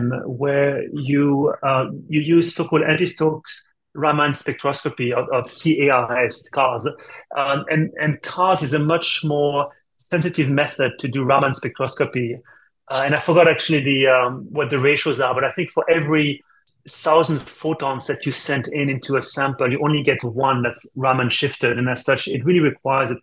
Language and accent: English; France; English is a second language; moved away as an adult; also born or lived in Switzerland; now in United States; As you can tell from my accent, actually, I'm not from the States. I'm from France originally.